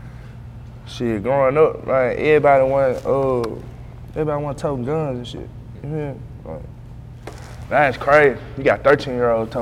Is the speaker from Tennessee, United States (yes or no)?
yes; Memphis, Tennessee, United States; moved away as an adult; now in Atlanta, United States; I'm from Magnolia